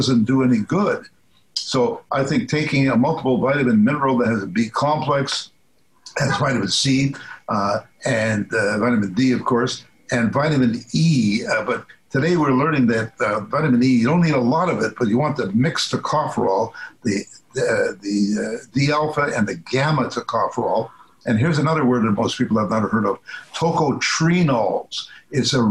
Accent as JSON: {"language": "English", "area": "Midwest Canada", "region": "the Prairies", "country": "Canada", "tie": "born or raised there", "said": "I was brought up in Midwest Canada, cold"}